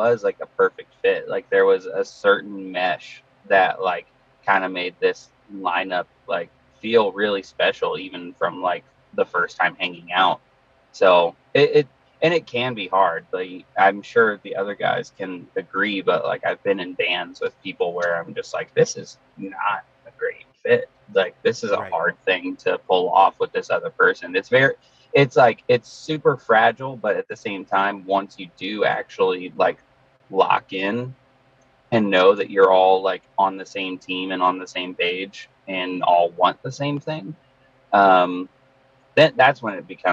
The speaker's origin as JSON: {"language": "English", "region": "Midwest", "country": "United States", "said": "We're from the Midwest"}